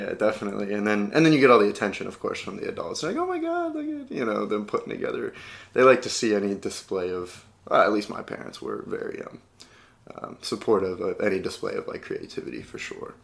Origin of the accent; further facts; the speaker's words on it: Midwest, United States; I'm from the Midwest, and we still use howdy out there